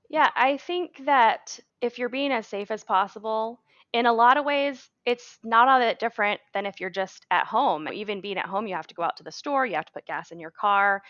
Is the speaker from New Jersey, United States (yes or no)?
no; Maine, United States; moved away; That's my home state. That's where I grew up